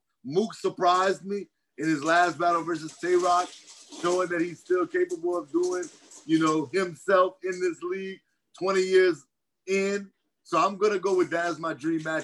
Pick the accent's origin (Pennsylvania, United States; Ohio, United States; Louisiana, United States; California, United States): Louisiana, United States; I'm from Louisiana